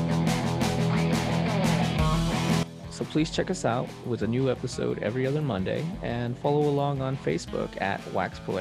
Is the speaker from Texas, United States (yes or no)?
yes; Houston, Texas, United States; Growing up in Houston